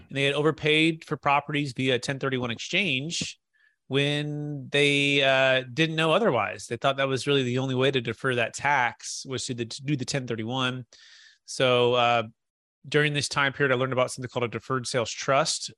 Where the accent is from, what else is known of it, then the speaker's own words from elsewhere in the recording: Bay Area, Silicon Valley, California, United States; also born or lived in Sacramento, California; Growing up in the Bay Area